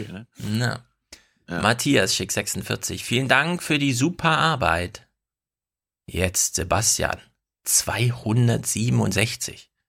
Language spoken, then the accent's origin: German; East Germany, Germany; ich komme ja auch aus dem Osten.